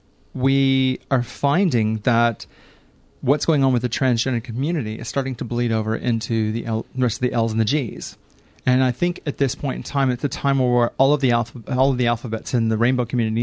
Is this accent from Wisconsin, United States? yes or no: no; St. Louis, Missouri, United States; now in Melbourne, Australia; So I grew up in St. Louis, Missouri.